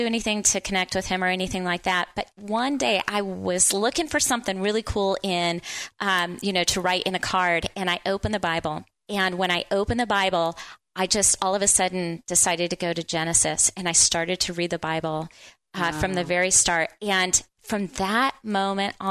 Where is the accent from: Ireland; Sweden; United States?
United States; New Orleans, Louisiana; also born or lived in Central Oregon; now in Bend, United States; I'm from the New Orleans area. And so you can imagine coming out here, it was culture shock